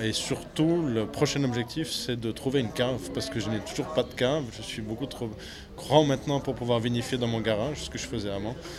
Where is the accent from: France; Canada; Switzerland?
Switzerland; Swiss Jura; moved away as an adult; also born or lived in Vaud; now in Valais, Switzerland; Je ne suis pas d'ici, je suis jurassien euh, euh, du Jura suisse